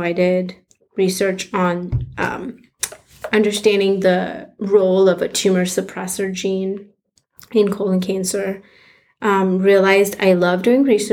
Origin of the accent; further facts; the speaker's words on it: India; moved away as an adult; also born or lived in Minnesota; I grew up in India, and in high school, I really wanted to go to med school